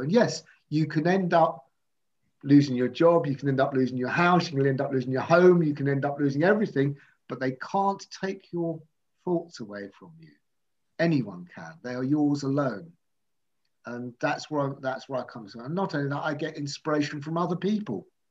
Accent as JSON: {"language": "English", "country": "United Kingdom", "said": "I'm from South"}